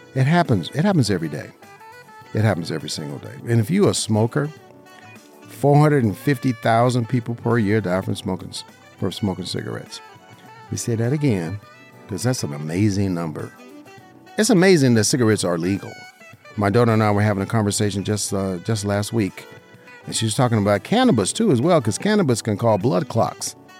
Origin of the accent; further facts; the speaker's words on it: Las Vegas, Nevada, United States; I'm a licensed insurance agent right here in Southern Nevada, my hometown. Uh, you know, grew up in Las Vegas, right here, in, you know, in the heart of our beautiful city